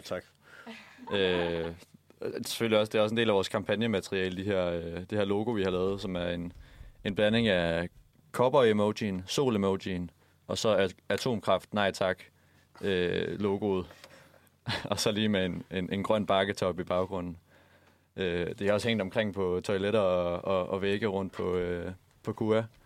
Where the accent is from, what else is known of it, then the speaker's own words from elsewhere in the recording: Haderslev, Southern Denmark, Denmark; moved away; jeg kommer fra Haderslev